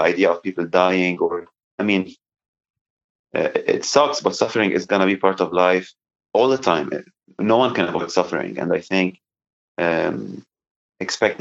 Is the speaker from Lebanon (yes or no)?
yes; Lebanon; now in United States; growing up in Lebanon